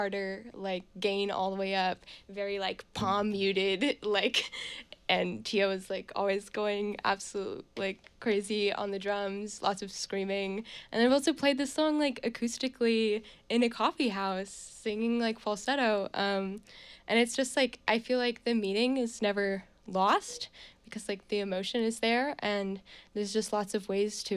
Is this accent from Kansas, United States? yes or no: no; Bucks County, Pennsylvania, United States; also born or lived in New York; now in Burlington, United States; I'm from Bucks County, Pennsylvania